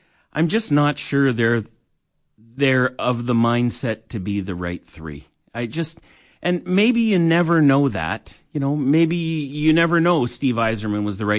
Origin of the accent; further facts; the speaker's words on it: Toronto, Ontario, Canada; now in Alberta, Canada; I was born in Toronto. We'd been there 35 years.